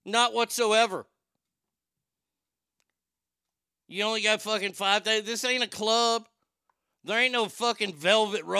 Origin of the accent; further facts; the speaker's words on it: United States; my country that I was born